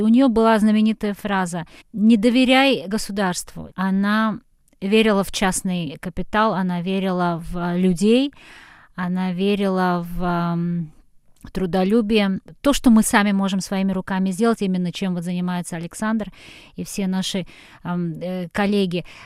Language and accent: Russian; Kazan, Tatarstan, Russia; also born or lived in Petropavl, Kazakhstan; Я родилась а, в Казахстане, до шести лет мы там жили. Это был город э, Петропавловск, там очень много татар. Я жила абсолютно в татарском окружении, выросла. Там был татарский театр. Э, русского языка я, наверное, слышала очень мало. Потом мы переехали в Казань